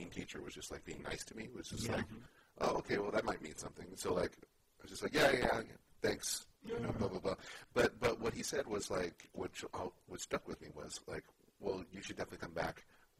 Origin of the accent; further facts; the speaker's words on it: Oakland, California, United States; I was born and raised in Oakland.